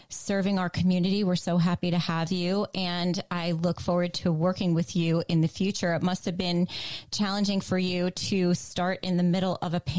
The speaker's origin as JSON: {"language": "English", "town": "Greenwich", "region": "Connecticut", "country": "United States", "tie": "born or raised there", "also_born_or_lived": "New York City", "moved": "as an adult", "lives_now": "Greenwich, United States", "said": "I grew up in Riverside."}